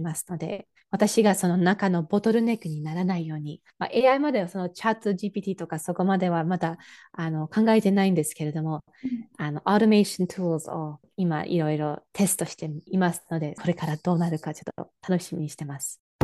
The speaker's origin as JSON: {"language": "Japanese", "region": "Michigan", "country": "United States", "tie": "born or raised there", "second_language": "Japanese"}